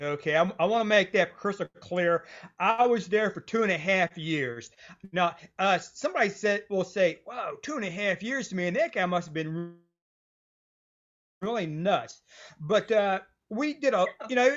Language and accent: English; West Virginia, United States; I'm a writer from West Virginia